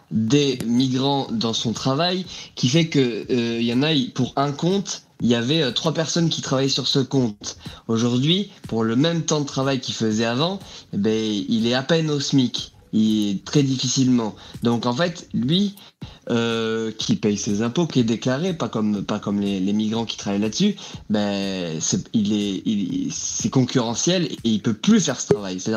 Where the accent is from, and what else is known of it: France